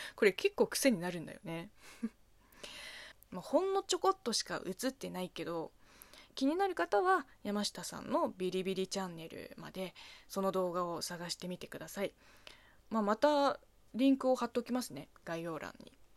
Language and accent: Japanese; China; now in Japan; 中国生まれ中国育ち